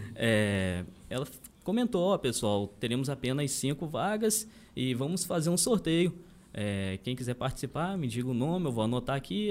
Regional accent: Pingo d'Água, Minas Gerais, Brazil

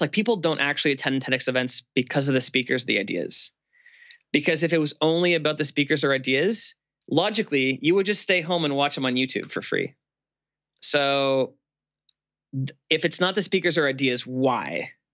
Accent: Canada; I'm Canadian and it's cold in Canada for Christmas

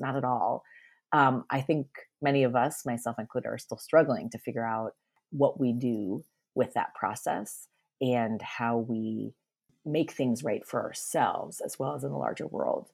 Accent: Northeast, United States; I grew up in the Northeast

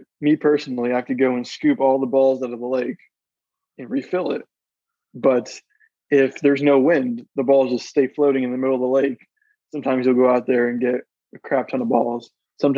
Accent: Orlando, Florida, United States; I'm from around Orlando

